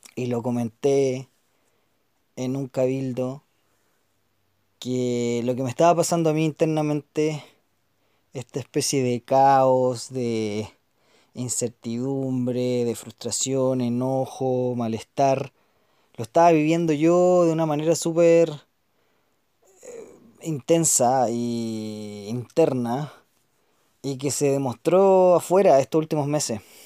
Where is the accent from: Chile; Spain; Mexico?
Chile; los chilenos, las chilenas que vamos a estar viviendo en el país